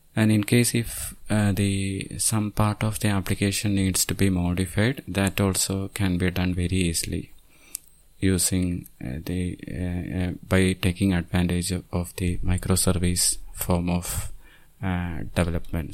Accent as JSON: {"language": "English", "town": "Thiruvananthapuram", "region": "Kerala", "country": "India", "said": "I'm from Thiruvananthapuram, Kerala state, which is on the southernmost part of India"}